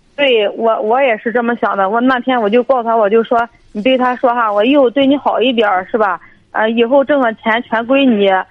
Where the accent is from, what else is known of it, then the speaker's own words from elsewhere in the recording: Dezhou, Shandong, China; 我是那个德州这一块儿的